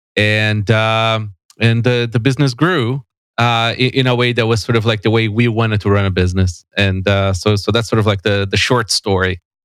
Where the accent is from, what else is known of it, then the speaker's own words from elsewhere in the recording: São Paulo, Brazil; moved away as an adult; now in Canada; I was born and raised in São Paulo